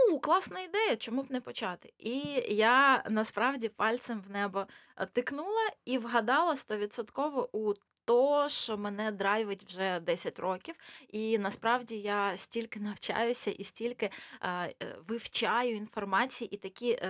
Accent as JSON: {"language": "Ukrainian", "region": "Luhansk Oblast", "country": "Ukraine", "tie": "born or raised there", "moved": "as an adult", "lives_now": "Kharkiv, Ukraine", "said": "Взагалі-то я народилася в Луганській області, потім переїхала в Харків і 16 років вже там живу. А зараз е, просто відвідую Львів."}